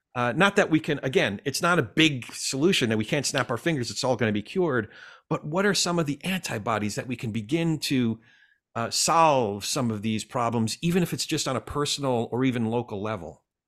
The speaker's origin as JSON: {"language": "English", "region": "New Jersey", "country": "United States", "tie": "born or raised there", "said": "I grew up in Central Jersey"}